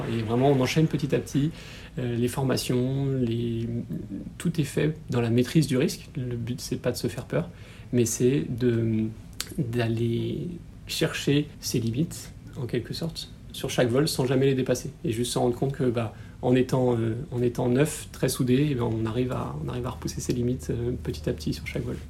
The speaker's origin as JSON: {"language": "French", "town": "Toulon", "region": "Provence-Alpes-Côte d'Azur", "country": "France", "tie": "born or raised there", "moved": "as an adult", "said": "je suis né à Toulon et j'y ai grandi jusqu'à mes 18 ans"}